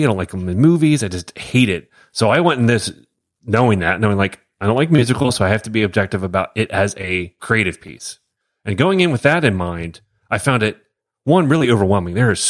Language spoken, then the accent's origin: English; Wilmington, Delaware, United States; I grew up in Philly area, Wilmington, Delaware, actually.